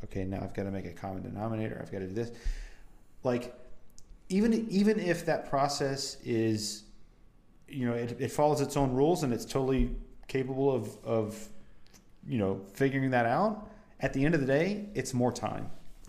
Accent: United States; I grew up on Imperial, you know, America was literally built on Imperial.

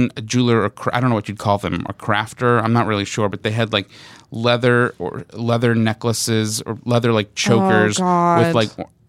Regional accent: New York, United States; I'm from New York.

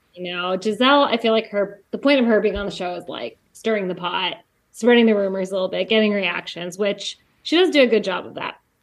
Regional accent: Jefferson City, Missouri, United States; I grew up in Jefferson City, Missouri, which has, like, no diversity

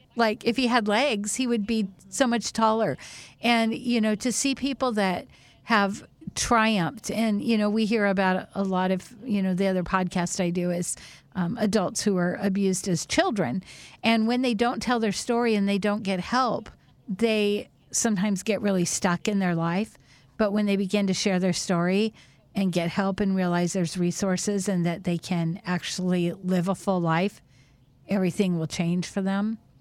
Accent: Whidbey Island, Washington, United States; growing up on Whidbey Island, we were so sheltered

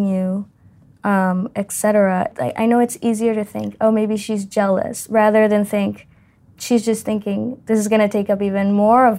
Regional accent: Mexico; I was the only student from Mexico, technically, like, the only international student from Mexico.

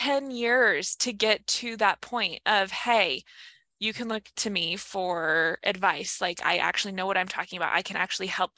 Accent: Idaho, United States; born or raised there; moved away as an adult

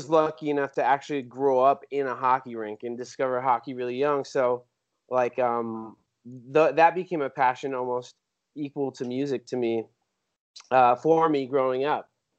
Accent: San Jose, California, United States; The real brief version is I was born and raised in San Jose, California. Single mom, she was from Hawaii, so I have Hawaiian heritage in my family, so that is a big part of my identity.

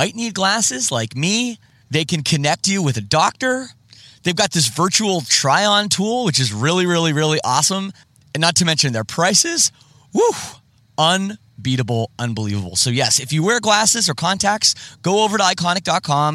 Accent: Oakville, Ontario, Canada; I grew up in Oakville, Ontario

